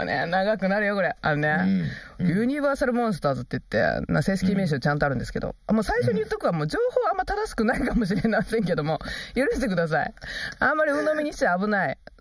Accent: Kansai, Japan; 関西人としてね

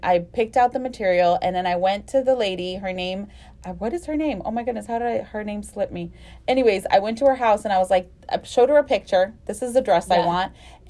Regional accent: the Rio Grande Valley, Texas, United States; moved away as an adult; now in Houston, United States; I lived here in Houston already, and growing up in the Valley, we had a seamstress.

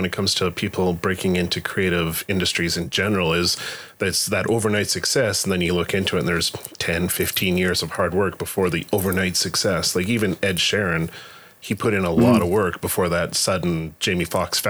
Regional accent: Alberta, Canada; As an Albertan, that was a big point of pride amongst the nerd culture.

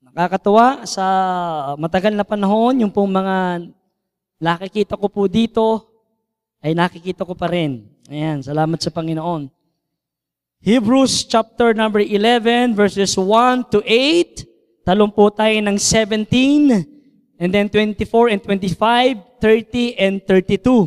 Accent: Santa Cruz, Calabarzon, Philippines; moved away as an adult; now in Lipa, Philippines; Ako po ay bunga ng Santa Cruz, Laguna. So ako po ang kauna-unang mission dyan po sa Santa Cruz. So ako po ay from Laguna at dinala po kami dito sa Lipa, Batangas.

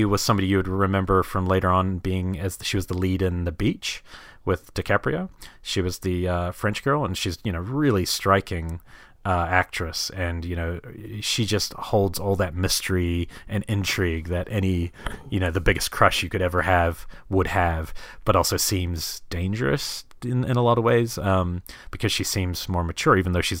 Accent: New Zealand; and even where I grew up largely in New Zealand

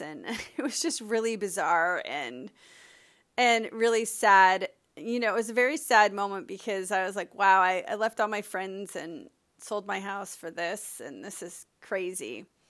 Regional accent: Miami, Florida, United States; I grew up sailing in Miami

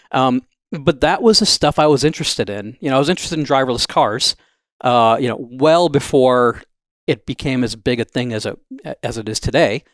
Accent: Wisconsin, United States; moved away as an adult; also born or lived in Los Angeles, California / Pittsburgh, Pennsylvania; I grew up in Wisconsin

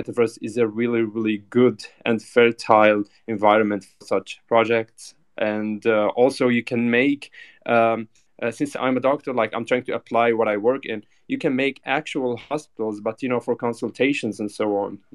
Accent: Syria; now in Germany; I come originally from Syria. I'm a doctor and I live currently in Germany. So as a Syrian person who lived in a country that has war

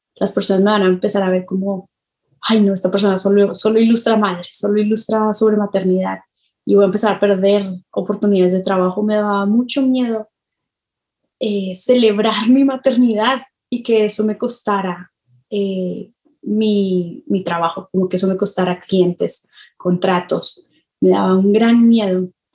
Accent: Colombia; now in Mexico; yo me crié en Colombia, así me crié en Colombia antes de, de irme a México

